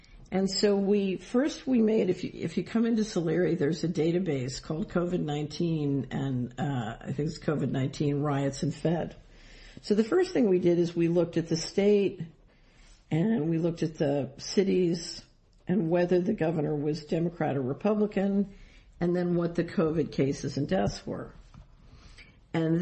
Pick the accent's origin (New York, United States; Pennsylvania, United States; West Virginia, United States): Pennsylvania, United States; Philadelphia; I grew up in Philadelphia